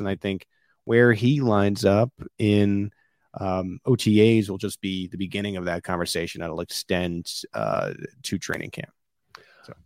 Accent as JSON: {"language": "English", "region": "East Coast", "country": "United States", "tie": "born or raised there", "moved": "yes", "said": "growing up on the East Coast about Boston"}